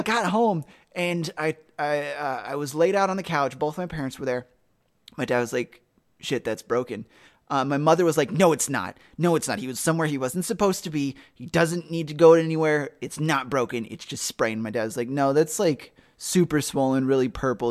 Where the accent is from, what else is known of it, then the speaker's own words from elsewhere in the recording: South Carolina, United States; now in Ohio, United States; I'm from South Carolina